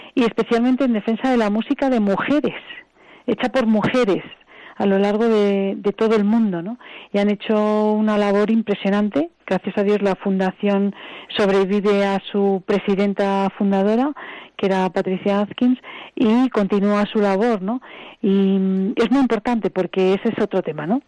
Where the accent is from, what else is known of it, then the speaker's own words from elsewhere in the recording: Spain; yo soy española